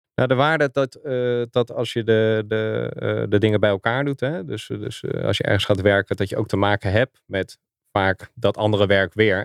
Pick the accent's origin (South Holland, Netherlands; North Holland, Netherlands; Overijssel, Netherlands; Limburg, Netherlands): South Holland, Netherlands; Schoonhoven; moved away as an adult; also born or lived in Gouda / Zoetermeer / The Hague / Doorn; now in Zeist, Netherlands; Eh, ik ben geboren in Gouda. Eh, opgegroeid in Schoonhoven. Goud en Zilverstad. Ehm, daar heb ik tot mijn achttiende gewoond